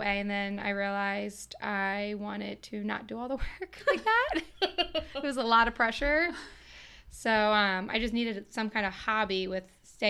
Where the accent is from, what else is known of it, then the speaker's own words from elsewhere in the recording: North East / Elk Neck, Maryland, United States; I grew up in Northeast Elk Neck. We live in Elk Neck now, and I'm all about the small town feel and all that good stuff.